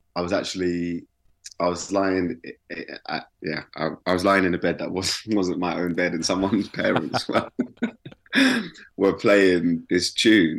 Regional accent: London, United Kingdom; also born or lived in Brixton, London; I grew up in West.

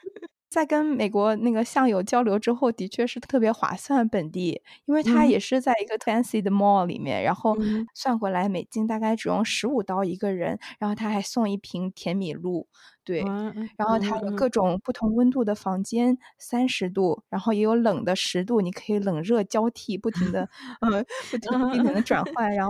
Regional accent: South China, China; 除了除了洗澡这种大家坦诚相见，我觉得作为南方人还是有一些难接受，

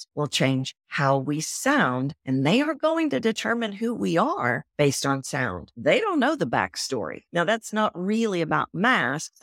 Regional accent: Texas, United States; accent: Texan; I sound Texan?

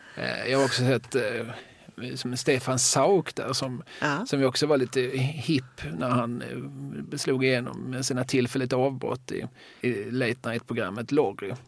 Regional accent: Eslöv, Skåne, Sweden; när jag var ung och bodde i Eslöv

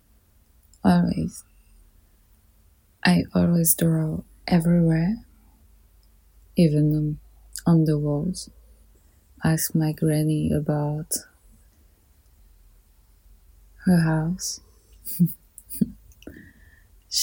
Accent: Paris, Île-de-France, France; I grew up in Paris

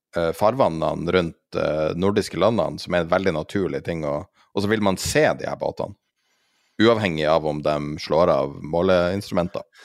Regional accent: Tromsø, Troms, Norway; i Tromsø, der jeg er fra

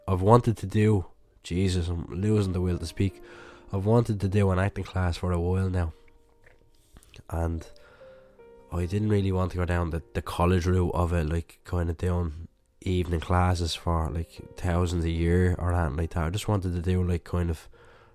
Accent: Ireland; growing up in Ireland

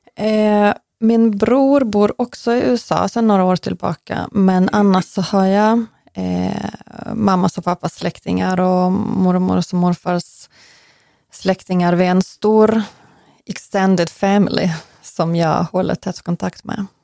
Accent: Western Ukraine, Ukraine; Swedish is a second language; now in Sweden; från västra Ukraina, från samma län där jag kommer ifrån

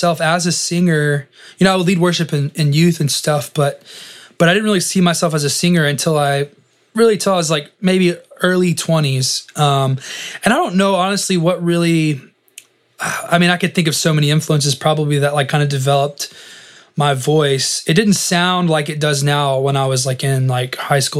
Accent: West Texas, United States; also born or lived in Dallas; I grew up in West Texas, about 4 hours from Dallas, graduated high school, moved

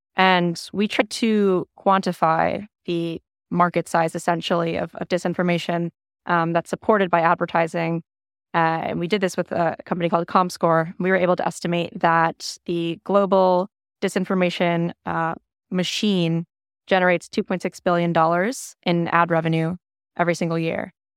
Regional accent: Minnesota, United States; moved away as an adult; now in Austin, United States; I'm a Minnesotan, uh, relocated to Austin two years ago

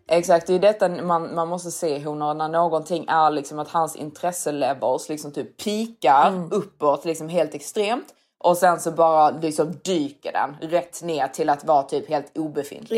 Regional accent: Sweden; som svensk

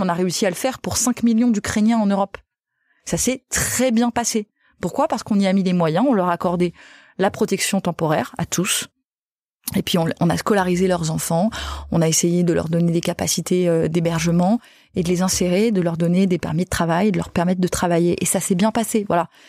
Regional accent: Nîmes, Occitania, France; je viens de Nîmes

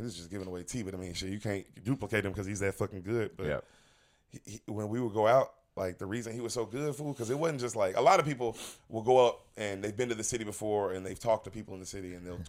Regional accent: Memphis, Tennessee, United States; also born or lived in Los Angeles; now in Austin, United States; I'm from Memphis, Tennessee.

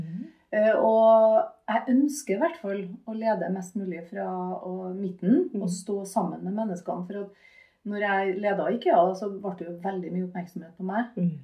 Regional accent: Malvik, Trøndelag, Norway; Jeg vokste opp på Malvik, på Hundammeren.

